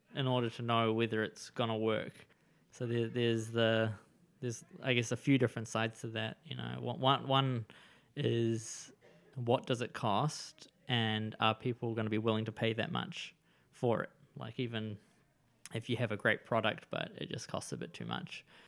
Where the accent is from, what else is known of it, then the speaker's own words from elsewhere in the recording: Wellington, New Zealand; also born or lived in Israel; now in Gisborne, New Zealand; I grew up in Wellington and the surrounding suburbs.